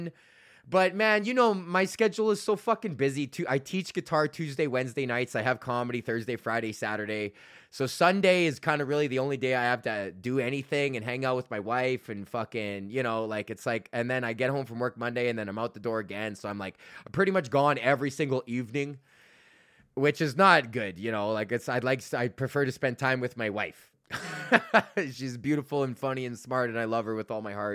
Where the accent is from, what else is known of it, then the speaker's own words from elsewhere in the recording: Canada; I'm Canadian